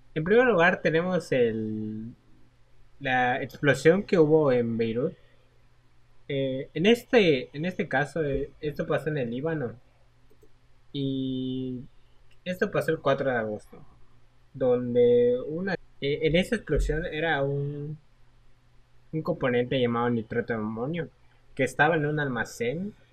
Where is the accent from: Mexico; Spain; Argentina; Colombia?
Mexico; siendo mexicanos